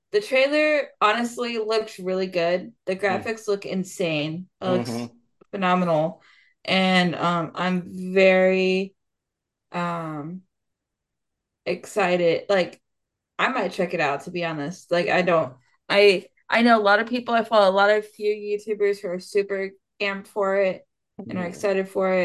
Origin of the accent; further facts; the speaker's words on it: Central Florida, United States; I'm more from Central Florida